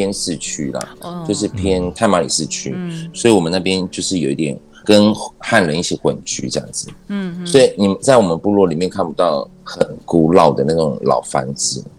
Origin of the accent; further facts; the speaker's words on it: Dawang, Taitung County, Taiwan; 我是来自大王部落，是我来自排湾族大王部落这样子